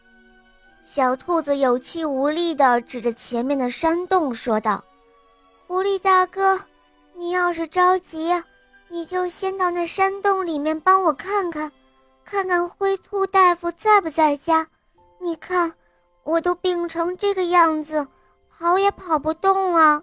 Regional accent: Hohhot, Inner Mongolia, China; 我来自内蒙古呼和浩特市，我今年七岁了

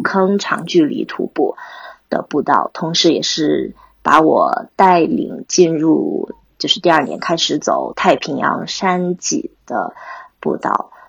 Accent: Mountain City, Chongqing, China; moved away as an adult; now in United States; 在山城长大

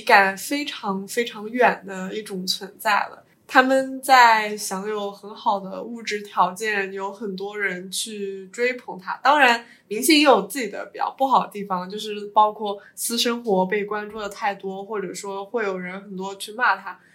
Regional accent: Suzhou, Jiangsu, China; 我是苏州人

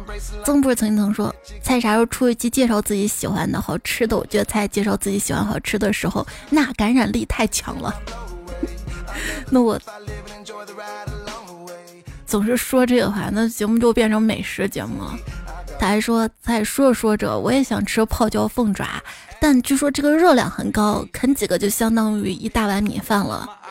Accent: China; 希望我们中国人都这么团结。

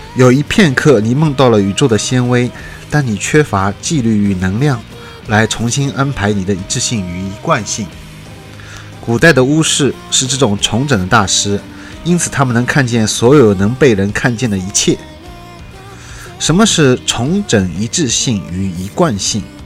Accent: China; 我们中国人

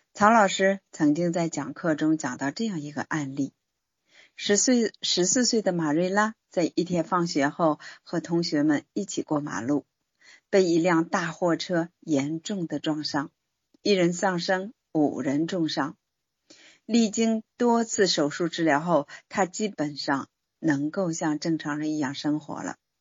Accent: China; 我们中国人的民族骄傲感就被激发起来了

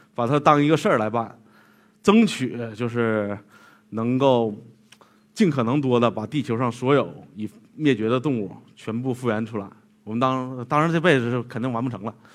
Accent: western Liaoning, China; 在我老家那边儿辽宁西部

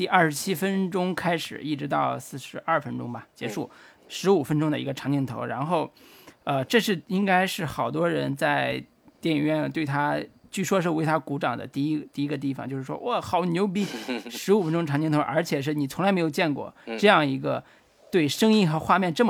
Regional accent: China; 但是中国人看，就我自我自己作为中国人，我是觉得这个太语言这个叙事方式太糟糕了。

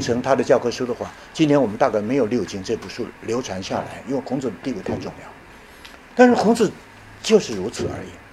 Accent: Taiwan; also born or lived in Chenxi, Hunan (birthplace) / Yilan County, Taiwan (secondary school) / Tiantai, Zhejiang (ancestral); 后来我大学毕业以后，当了一年兵，我们台湾人都要当兵啊，年轻人都要当兵啊

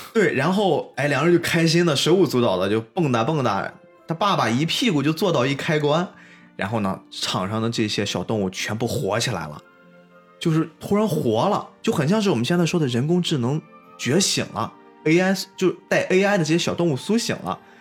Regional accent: China; 我们中华民族、我们中国人

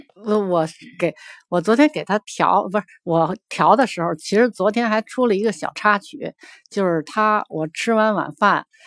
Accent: Beijing, China; 我是来自北京的

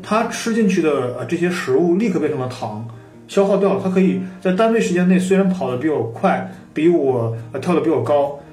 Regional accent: China; 我们中国人也是比较容易肥胖

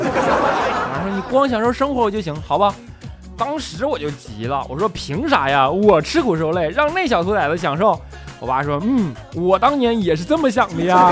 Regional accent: Northeast China, China; 东北人啊，性格都要相对火爆一些

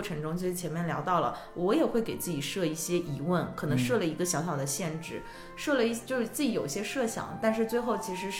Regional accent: China; 我们说来自中国

